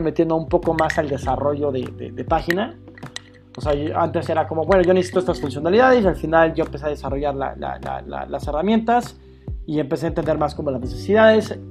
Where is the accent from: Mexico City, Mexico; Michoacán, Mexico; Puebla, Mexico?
Mexico City, Mexico; Soy chilango de nacimiento, de crecimiento y sí, prácticamente de la Ciudad de México